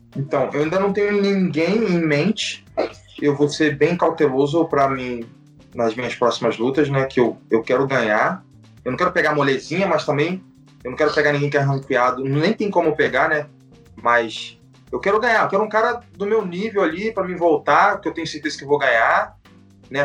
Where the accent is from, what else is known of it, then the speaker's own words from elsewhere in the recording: Brazil; nós somos brasileiros